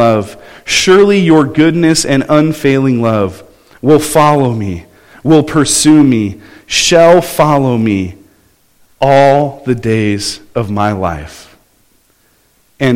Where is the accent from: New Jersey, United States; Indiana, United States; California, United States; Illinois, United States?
California, United States; Southern; I grew up in Southern California